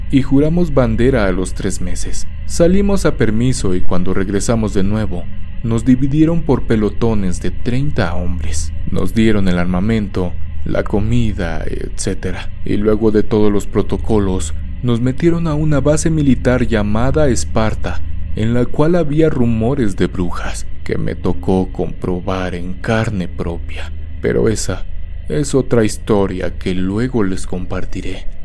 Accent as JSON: {"language": "Spanish", "country": "Colombia", "tie": "born there", "said": "estaba prestando mi servicio militar obligatorio en mi país natal, Colombia"}